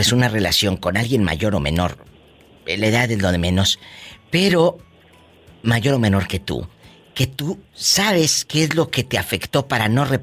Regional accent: Peru; yo soy del Perú.

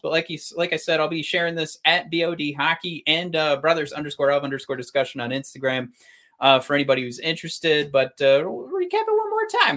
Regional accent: Michigan, United States; we're from Michigan

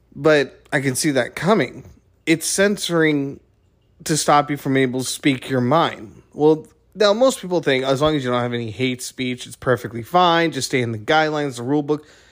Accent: United States; as an American

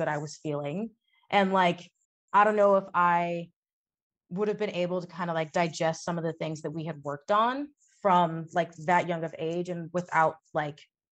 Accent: Texas, United States; I grew up in Texas

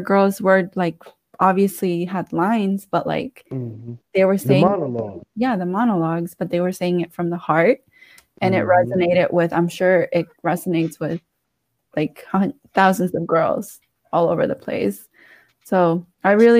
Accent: Washington, District of Columbia, United States; I'm from D.C. I grew up in Petworth, so like the Northwest area

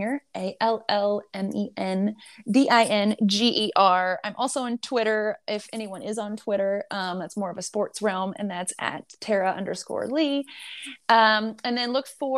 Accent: Nebraska, United States; the wild places in Nebraska that people don't really know about, because like that's where I'm from

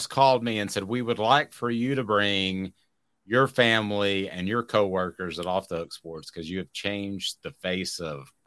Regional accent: the South, United States; I'm from the South

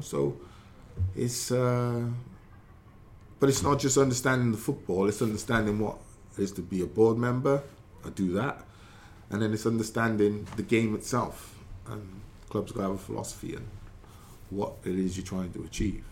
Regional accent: Newport, Wales, United Kingdom; my childhood, growing up in England in Newport

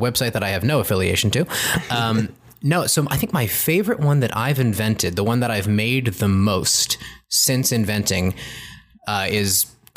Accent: Woodbridge, Connecticut, United States; moved away as an adult; also born or lived in New York; I grew up in Connecticut in Woodbridge outside of New Haven

